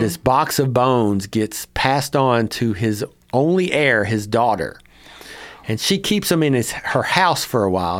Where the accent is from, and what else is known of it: Cynthiana, Kentucky, United States; born or raised there